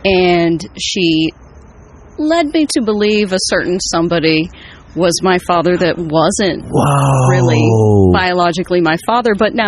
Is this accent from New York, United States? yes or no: no; Wichita, Kansas, United States; moved away as an adult; also born or lived in Miami; now in Los Angeles, United States; I'm from Kansas, so I wanted to just get out of my hometown.